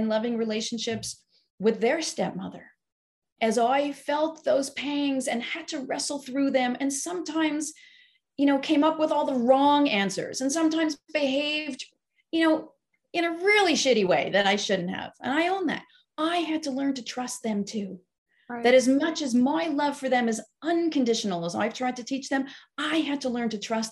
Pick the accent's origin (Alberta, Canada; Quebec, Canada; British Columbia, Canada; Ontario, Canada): Quebec, Canada; Montreal; moved away; I grew up in the Orthodox community in Montreal